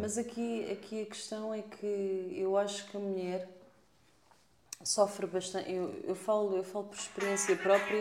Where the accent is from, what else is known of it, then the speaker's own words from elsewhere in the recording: Portugal; nós somos tugas